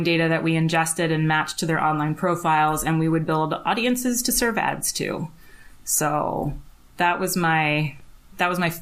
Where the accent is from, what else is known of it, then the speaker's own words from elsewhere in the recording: Connecticut, United States; I'm from Connecticut